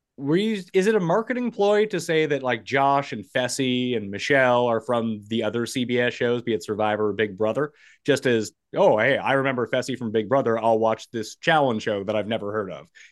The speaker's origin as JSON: {"language": "English", "country": "Canada", "said": "being a Canadian"}